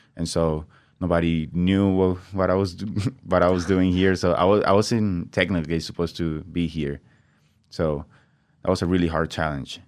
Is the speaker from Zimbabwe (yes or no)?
no; Venezuela; English is a second language; moved away as an adult; also born or lived in Brazil; now in Nampa, United States; I grew up, um, twenty years in Venezuela before I came to the United States